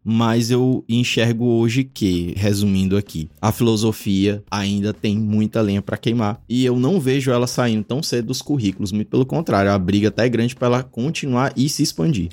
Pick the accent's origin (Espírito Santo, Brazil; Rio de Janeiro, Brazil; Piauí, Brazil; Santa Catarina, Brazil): Piauí, Brazil; also born or lived in Teresina, Piauí / Caxias, Maranhão; eu sou do Piauí